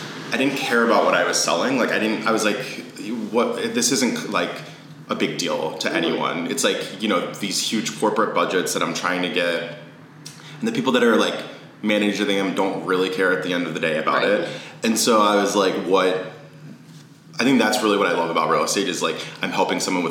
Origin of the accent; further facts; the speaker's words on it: Maryland, United States; moved away as an adult; also born or lived in New York City; now in Washington, D.C., United States; I'm from Maryland and I, you know, grew up in the area